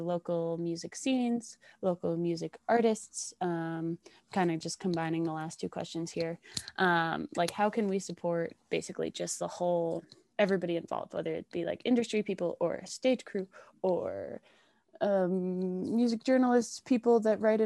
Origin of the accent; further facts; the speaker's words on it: Colorado, United States; we're all from Colorado.